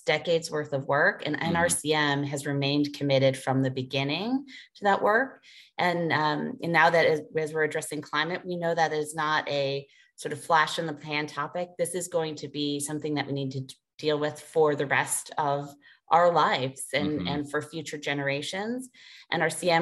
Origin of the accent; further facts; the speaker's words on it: Chicago, Illinois, United States; moved away as an adult; now in Maine, United States; growing up in Chicago